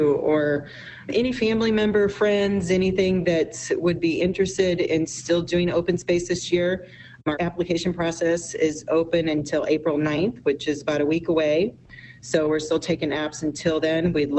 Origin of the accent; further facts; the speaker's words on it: Omaha, Nebraska, United States; And I'm from Omaha